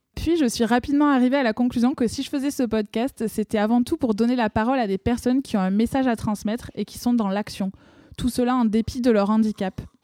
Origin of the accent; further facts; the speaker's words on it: France; accent: accent chantant (sing-song, typically southern French); mon accent chantant